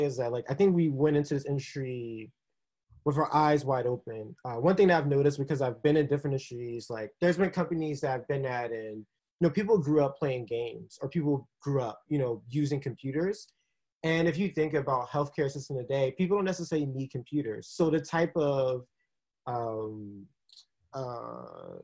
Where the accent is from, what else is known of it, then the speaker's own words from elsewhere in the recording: East Coast, United States; also born or lived in Texas; My mom was originally from Texas, but I'm from the East Coast and just decided to kind of come back to just be here with my East Coast people.